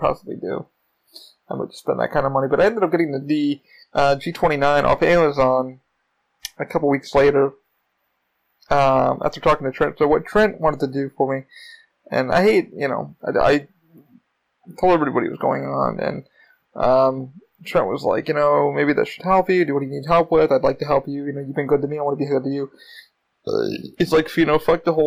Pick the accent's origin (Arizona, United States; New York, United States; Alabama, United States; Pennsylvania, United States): New York, United States; now in Florida, United States; I am from New York.